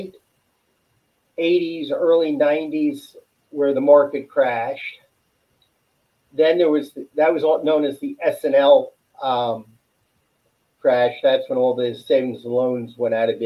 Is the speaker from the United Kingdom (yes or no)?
no; West Broward, Florida, United States; also born or lived in New York; I grew up in West Broward